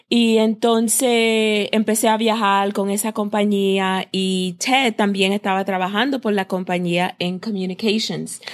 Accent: United States; moved away as an adult; now in Puerto Rico; como hemos sido criados en los Estados Unidos

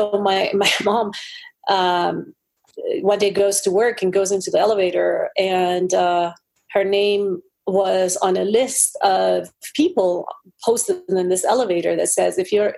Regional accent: Iran; also born or lived in Colorado, United States; now in United States; I was born in the Middle East in the beautiful country of Iran, and I was raised there

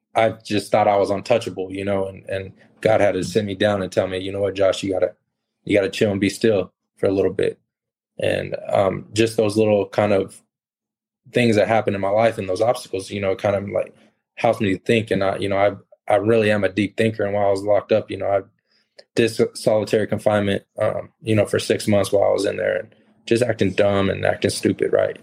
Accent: California, United States; I grew up in California

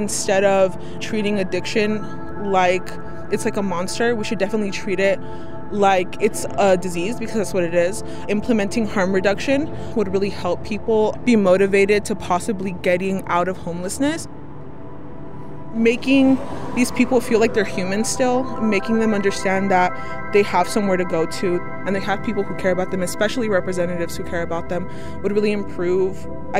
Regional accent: Los Angeles, California, United States; I grew up in Tin Valley.

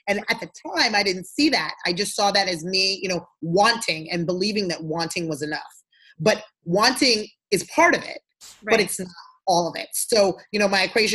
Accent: Freetown, Western Area, Sierra Leone; moved away; I'm from Sierra Leone, West Africa. That's where I was born. And that's where my family's from. Yes. And so, I was born in Freetown.

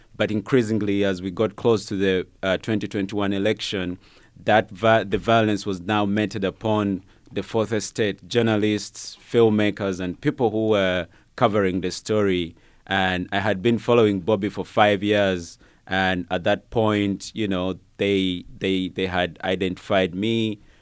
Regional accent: Uganda; moved away as an adult; now in United States; I was born and, and grew up in Uganda.

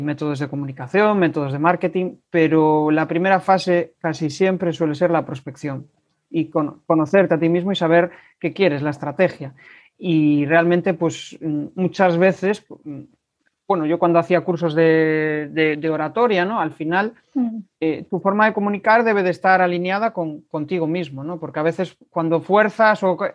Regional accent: Galicia, Spain; como buenos gallegos

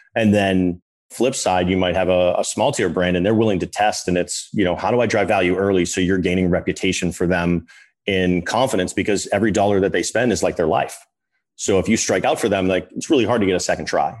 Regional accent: Boston, Massachusetts, United States; I'm from Boston, North Shore

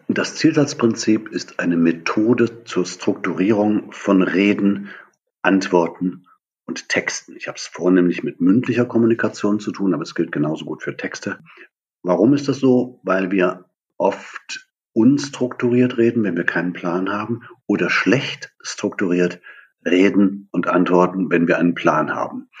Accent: Germany; Ich bin in der DDR aufgewachsen, hinter der Mauer

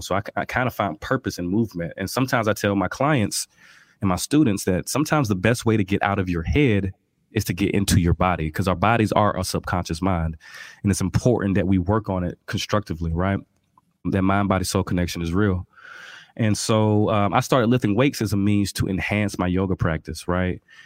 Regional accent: Albany, Georgia, United States; I'm from Albany, Georgia, birthplace of Ray Charles, real country, you know, I had no concept of health growing up

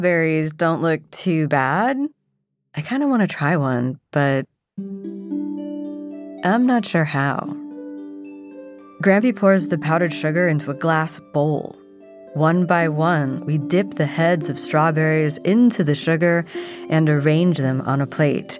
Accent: South Florida, United States; Growing up in South Florida with a Japanese mom and a Scottish dad, both first generations born in the United States

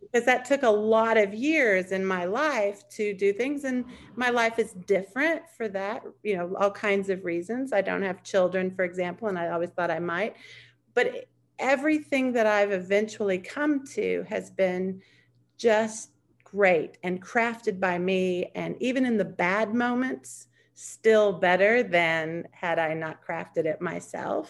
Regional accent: United States; as an American, I would say being an American has been the best and the worst thing

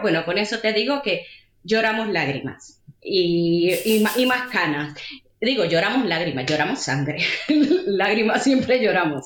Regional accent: Puerto Rico; moved away as an adult; now in Madrid, Spain; yo soy de Puerto Rico. Y llegué a Madrid en el año 2007 a hacer un máster.

